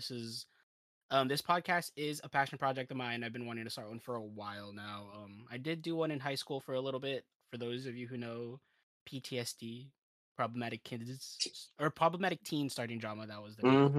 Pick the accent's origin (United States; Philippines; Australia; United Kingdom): Philippines; We're all Filipino